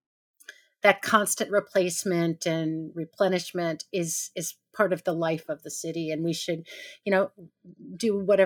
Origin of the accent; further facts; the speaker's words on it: New York City, New York, United States; I grew up on East 85th Street.